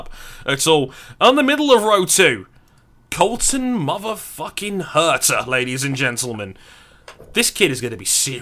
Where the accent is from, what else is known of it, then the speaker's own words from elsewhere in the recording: United Kingdom; I'm the British guy.